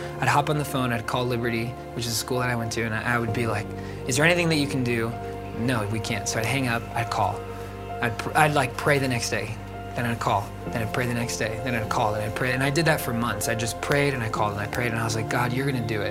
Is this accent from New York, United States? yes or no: no; Florida, United States; I'm from Florida